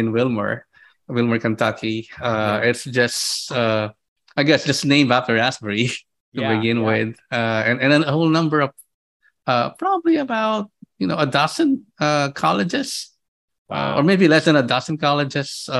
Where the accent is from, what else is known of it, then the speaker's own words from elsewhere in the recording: Philippines; moved away as an adult; also born or lived in Madison, New Jersey / Dayton, Ohio; now in Orlando, United States; I'm originally from the Philippines. I was born and raised there.